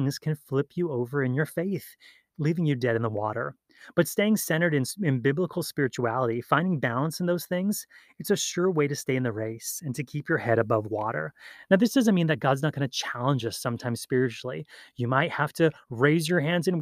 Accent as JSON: {"language": "English", "region": "Hawaii", "country": "United States", "tie": "born or raised there", "said": "Growing up in Hawaii"}